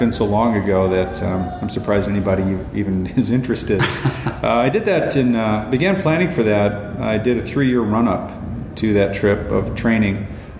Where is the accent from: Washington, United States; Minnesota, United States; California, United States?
Minnesota, United States; moved away as an adult; also born or lived in Virginia / Utah / Michigan / Europe; I was born in Virginia and grew up in the states of Minnesota, Utah, and Michigan.